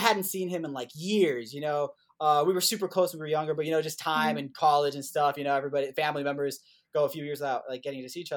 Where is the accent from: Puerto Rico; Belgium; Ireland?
Puerto Rico; moved away as an adult; also born or lived in Indiana, United States; growing up in Puerto Rico